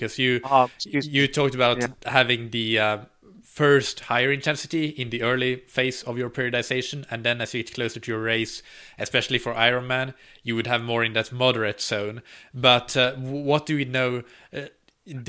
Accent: Finland; I'm from Finland

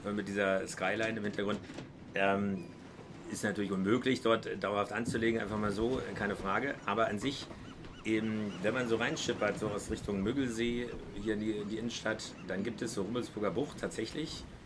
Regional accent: Berlin, Germany; als Berliner

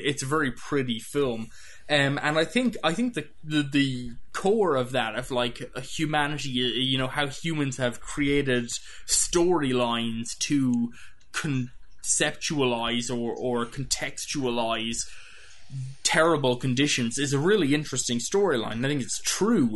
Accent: Ireland; as an an Irish person

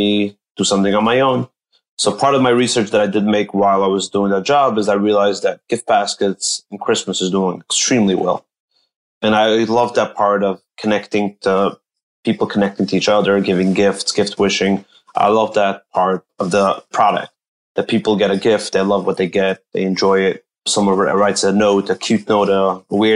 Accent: Monsey, New York, United States; also born or lived in Israel; I grew up in Muncie, New York. That's a small town in Rockland County.

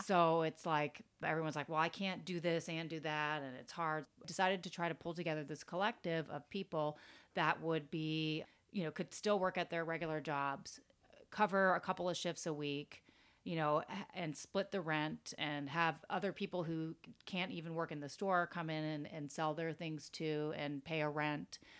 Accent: Florida, United States; moved away as an adult; also born or lived in Tampa, Florida; now in New York, United States; growing up in Florida, it's like I'm used to finding everything for like really, really cheap

